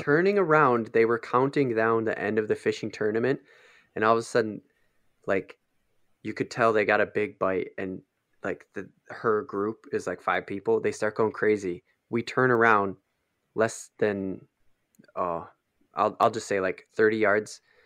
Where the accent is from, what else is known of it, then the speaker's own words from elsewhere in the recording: Minnesota, United States; as Minnesotan